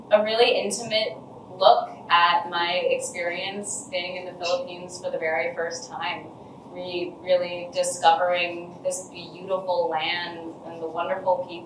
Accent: United States; I was definitely raised very American

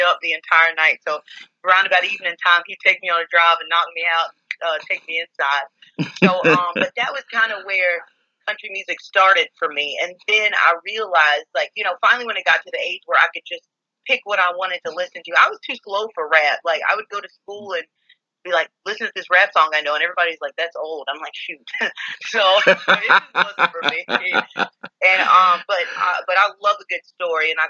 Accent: Poplarville, Mississippi, United States; We grew up in Poplarville, Mississippi

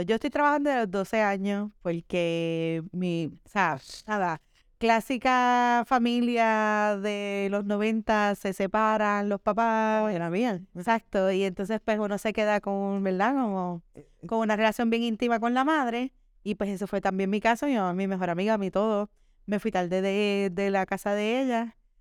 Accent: Caguas, Puerto Rico; also born or lived in Hato Rey, Puerto Rico / San Juan, Puerto Rico; Yo nací en Atorrey y me crié en Caguas, Caguas, Puerto Rico.

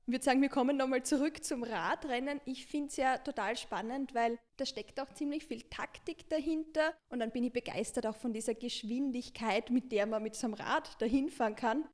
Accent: Marche, Italy; now in Vienna, Austria; meine Heimatregion, also die Region Marken

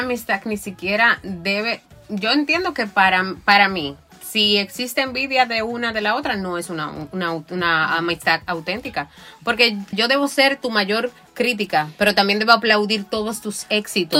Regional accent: Moca, Espaillat, Dominican Republic; moved away as an adult; yo soy de Moca.

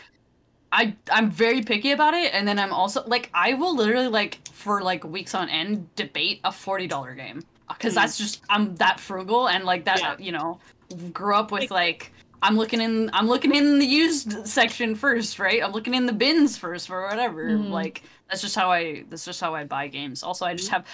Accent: Canada; I'm Canadian

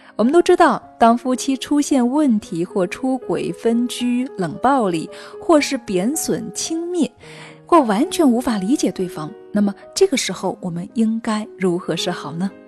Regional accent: China; 我们中国人呢，一直是羞于谈论这个话题的

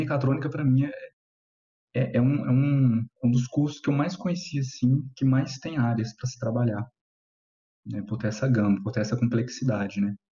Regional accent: Goiânia, Goiás, Brazil; é, tenho 27 anos, né? E eu sou de Goiânia.

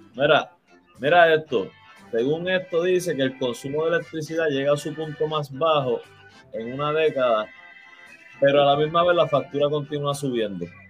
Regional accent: Puerto Rico; como todo puertorriqueño

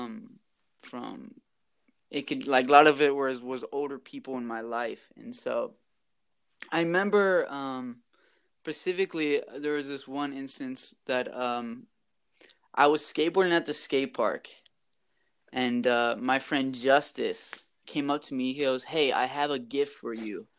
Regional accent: Rock Island, Illinois, United States; moved away as an adult; also born or lived in Latin America; now in Dominican Republic; I'm from the Quad Cities. I grew up in Rock Island. So I lived here until I was about 18

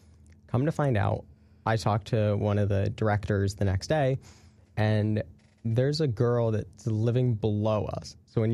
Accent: Connecticut, United States; I'm from Connecticut, by the way.

